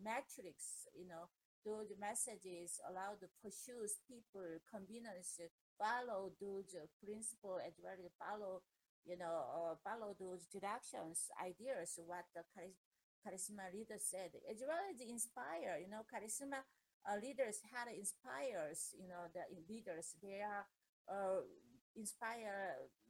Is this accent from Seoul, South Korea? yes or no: no; Andong, North Gyeongsang, South Korea; English is a second language; moved away as an adult; now in United States; we came from Korea to America